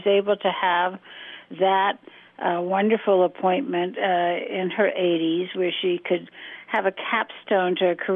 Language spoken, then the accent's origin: English; Washington, District of Columbia, United States; I was growing up in Washington, my father was in Congress, and this was the 1950s